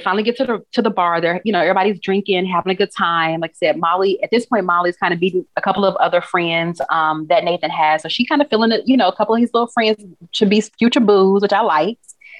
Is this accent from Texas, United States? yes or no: yes; Texas, United States; Like, I'm from Texas. And like, right. I was like, oh, I love this. I love like the Texas connection, Houston connection.